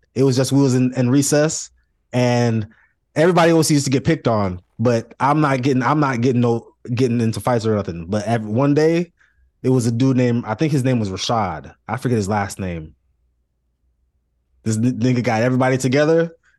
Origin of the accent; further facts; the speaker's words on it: Lantana, Florida, United States; I'm from Lantana, Playboy.